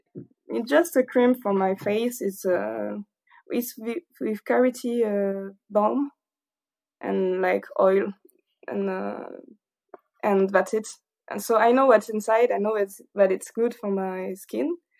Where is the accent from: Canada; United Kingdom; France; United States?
France; south of France; English is a second language; also born or lived in Paris; I'm not quite from Paris, but from the south of France, so maybe my accent is quite dif-, is a little bit different